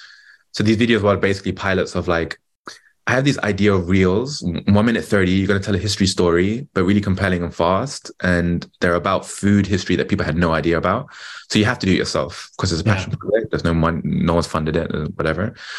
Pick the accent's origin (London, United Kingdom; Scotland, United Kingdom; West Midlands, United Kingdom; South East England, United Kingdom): London, United Kingdom; I'm British, born and raised in London